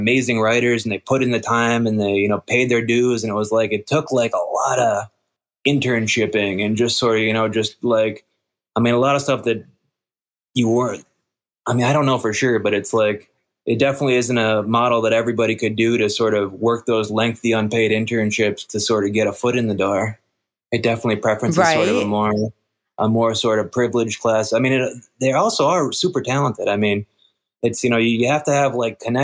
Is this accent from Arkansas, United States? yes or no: no; Minnesota, United States; moved away as an adult; also born or lived in Los Angeles, United States; I grew up in Minnesota, and then I moved to L.A. to go to school